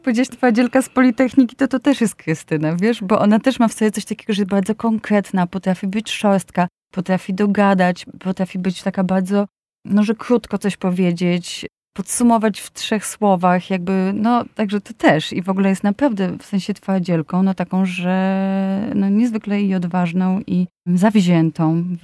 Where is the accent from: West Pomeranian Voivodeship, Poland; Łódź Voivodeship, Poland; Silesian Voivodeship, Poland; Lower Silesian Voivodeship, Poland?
Łódź Voivodeship, Poland; Łódź; Jestem z Łodzi i pod Łodzią w Pabianicach e, byli e, harcerzy, którzy byli e, właśnie żeglarzami i moja mama mnie tam zapisała